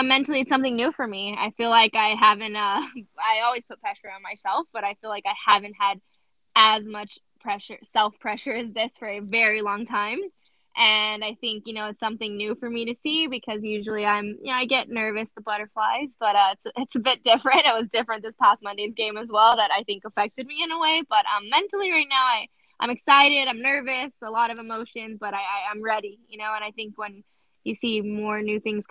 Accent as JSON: {"language": "English", "town": "La Puente", "region": "California", "country": "United States", "lives_now": "San Diego, United States", "said": "I'm originally from La Puente, California"}